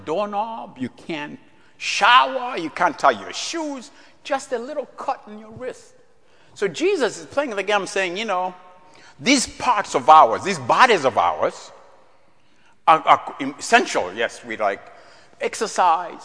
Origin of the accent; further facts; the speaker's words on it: Central Region, Uganda; moved away; growing up in East Africa, our king, King Mutesa II, King of Buganda.